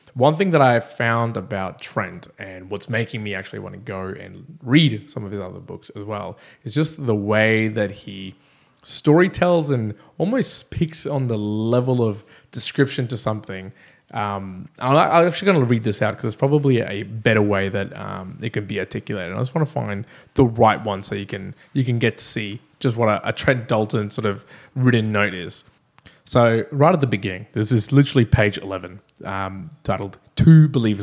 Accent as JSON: {"language": "English", "town": "Brisbane", "region": "Queensland", "country": "Australia", "tie": "born or raised there", "said": "here in Brisbane, my hometown"}